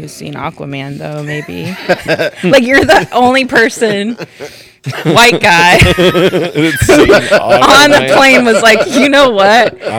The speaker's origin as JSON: {"language": "English", "town": "Los Angeles", "region": "California", "country": "United States", "tie": "born or raised there", "moved": "as an adult", "lives_now": "Nashville, United States", "said": "I don't like to tell people I'm from California"}